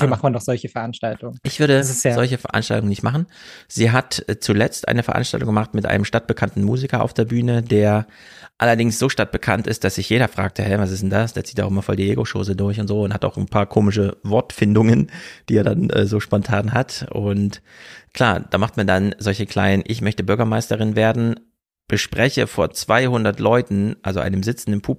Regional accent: East Germany, Germany; weil ich komme ja nur aus dem Osten rüber

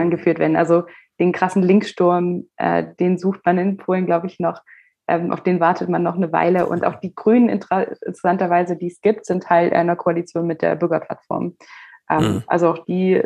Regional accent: Germany; bei uns Deutschen

